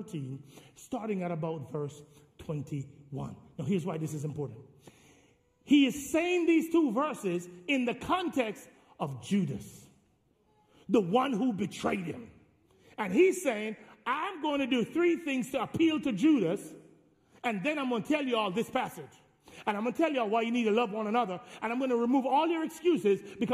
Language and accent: English; Jamaica; I'm Jamaican